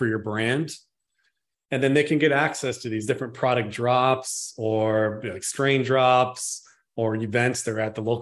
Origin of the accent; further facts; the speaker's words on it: Northern California, United States; I'm from Northern California